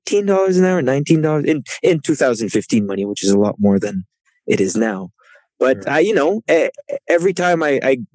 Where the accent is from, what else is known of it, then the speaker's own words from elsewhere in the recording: Canada; first language French; English is a second language; he and I, like, kind of mirror each other in the way that we come from Canada